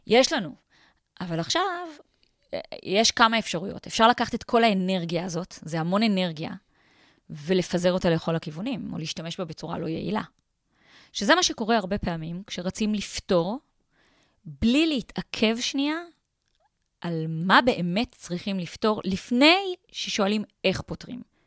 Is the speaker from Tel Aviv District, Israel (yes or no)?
yes; Tel Aviv, Tel Aviv District, Israel; אני בן אדם חילוני לגמרי, אני תל אביבית